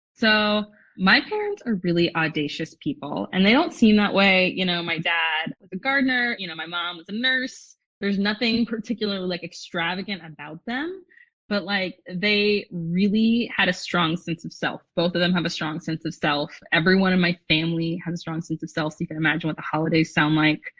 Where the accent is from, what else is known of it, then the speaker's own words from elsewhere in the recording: a suburb outside of Los Angeles, California, United States; I grew up in a suburb outside of LA.